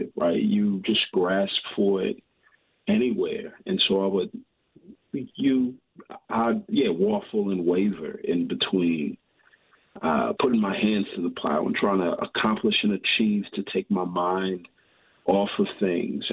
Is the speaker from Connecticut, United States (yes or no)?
no; Houston, Texas, United States; I grew up in Houston, but right before college, my parents are from Nigeria